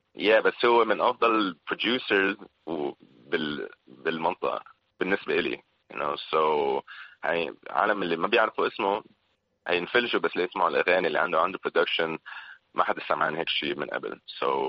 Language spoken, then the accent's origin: Arabic; Syria; also born or lived in Philippines; now in Lebanon; انا هون بلبنان كسوري